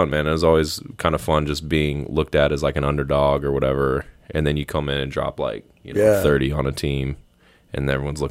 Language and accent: English; the South, United States; You know, I grew up in the South. Like, there's a church on every corner, Bible Belt, like all that stuff.